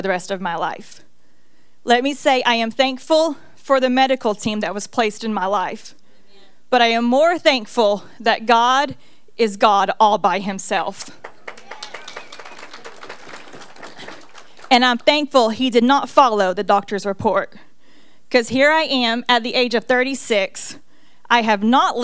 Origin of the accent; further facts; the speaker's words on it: Cleveland, Tennessee, United States; when I was born here in Cleveland, Tennessee